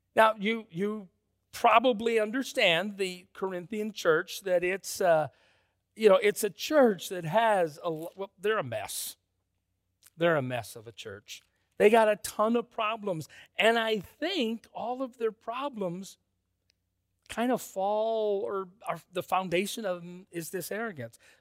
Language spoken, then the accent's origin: English; Minneapolis, Minnesota, United States; I grew up in First Freeman, Minneapolis